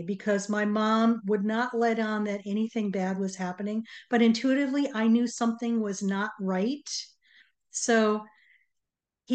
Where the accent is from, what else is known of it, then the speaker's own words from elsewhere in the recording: Connecticut, United States; we grew up in Connecticut